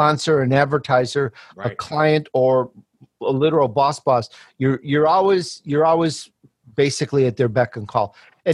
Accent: Chicago, Illinois, United States; born or raised there; also born or lived in Sicily, Italy

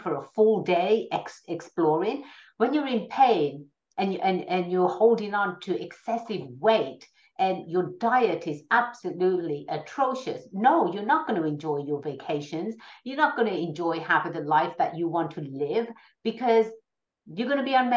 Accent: England, United Kingdom; moved away as an adult; now in California, United States; I was born and raised in England. I came out to America for further education. I've always been in California.

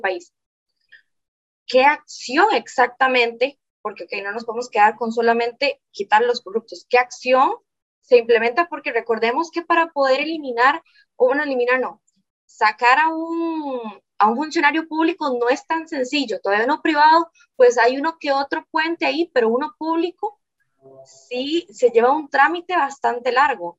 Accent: Guápiles, Limón, Costa Rica; Vivo en Guapiles, yo soy de Guapiles

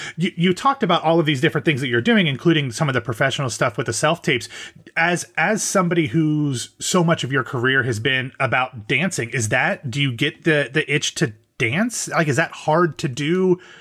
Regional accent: Columbus, Ohio, United States; I'm from Ohio

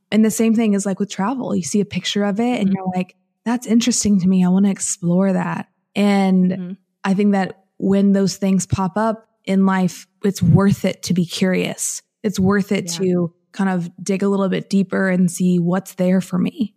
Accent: Southern Illinois, United States; moved away as an adult; I'm originally from Southern Illinois and from like central southern Illinois, grew up in a farming community of about 500 people

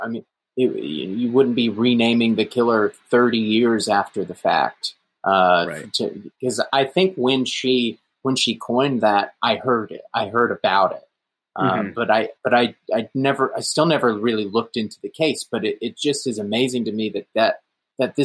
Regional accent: Georgia, United States; my local my hometown in Georgia

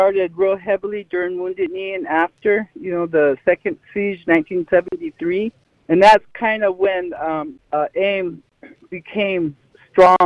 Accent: Cheyenne River Sioux Tribe, South Dakota, United States; also born or lived in Rapid City, South Dakota; I'm from the Cheyenne River Sioux Tribe in South Dakota

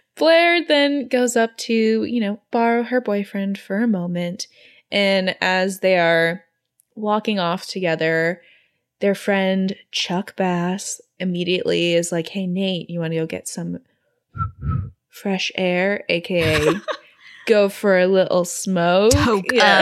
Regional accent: Singapore; growing up in Singapore when I was 14

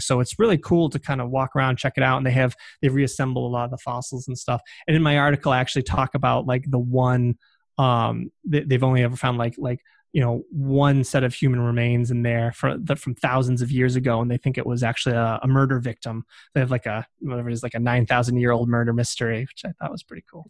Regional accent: Massachusetts, United States; I am from Massachusetts

